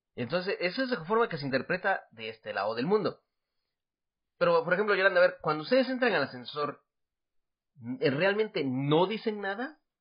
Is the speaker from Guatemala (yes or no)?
yes; Guatemala; now in Taiwan; yo soy … de Guatemala